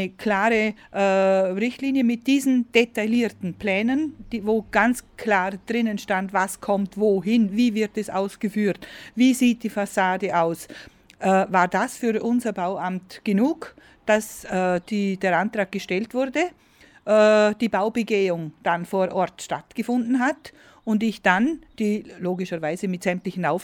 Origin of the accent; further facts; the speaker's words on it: Vorarlberg, Austria; weil die äh, Baufirmen bei uns in Vorarlberg weiterbauen durften.